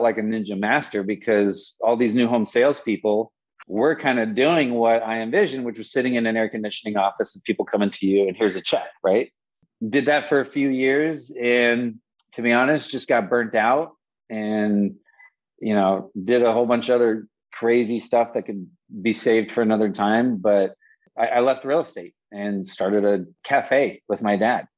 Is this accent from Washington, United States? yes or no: no; Las Vegas, Nevada, United States; born and raised in Las Vegas